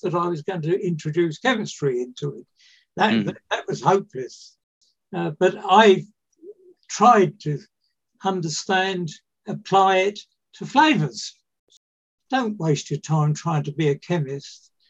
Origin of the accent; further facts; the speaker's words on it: London, United Kingdom; I was born in 1933 in London